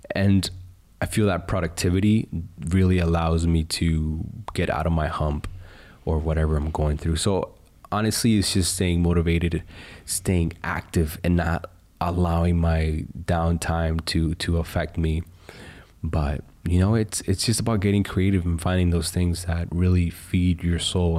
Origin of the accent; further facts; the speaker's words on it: United States; As an American